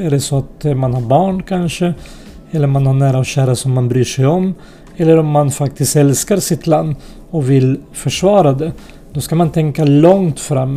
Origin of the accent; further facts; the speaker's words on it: Sweden; also born or lived in unnamed homeland (war early 1990s); några av oss hamnade i Sverige till slut.